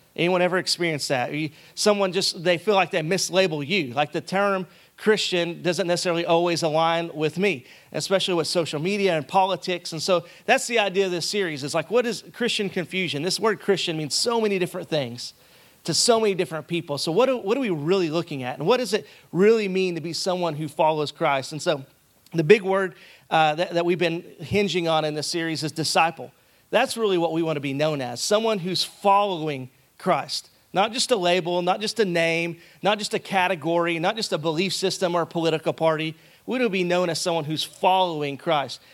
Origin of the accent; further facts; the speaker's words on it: Arkansas, United States; moved away as an adult; I'm from Arkansas, and so we like to draw out certain words and then smash together other words.